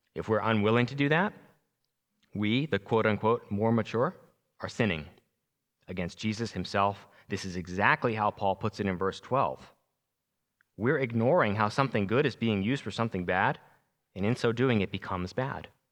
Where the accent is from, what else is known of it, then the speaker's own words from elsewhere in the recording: Long Island, New York, United States; moved away; I'm originally from New York, Long Island